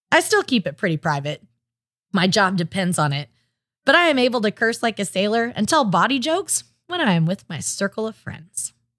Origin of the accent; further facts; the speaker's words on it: Oklahoma, United States; I was raised in Oklahoma